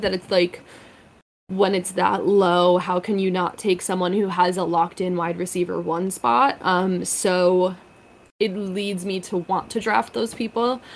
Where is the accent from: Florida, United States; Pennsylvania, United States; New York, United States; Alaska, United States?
New York, United States; also born or lived in Massachusetts; I'm originally from New York